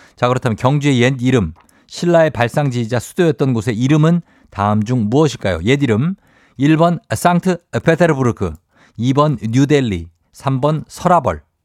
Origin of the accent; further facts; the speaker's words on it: Daegu, South Korea; 달구벌 대구죠. 예, 네, 대구.